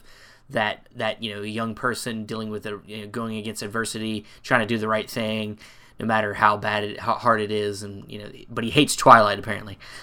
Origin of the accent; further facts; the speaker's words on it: North Carolina, United States; where I'm from North Carolina